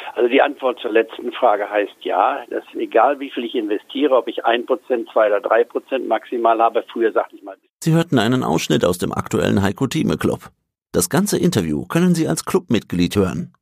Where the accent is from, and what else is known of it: Goslar, Lower Saxony, Germany; born or raised there; moved away as an adult; also born or lived in Leipzig / Tübingen / Edinburgh / Hamburg